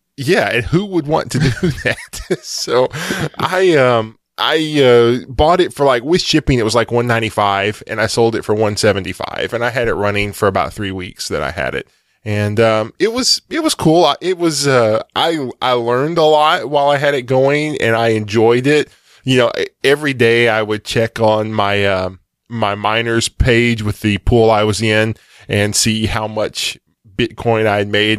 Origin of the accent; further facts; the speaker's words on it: Texas, United States; as a Texan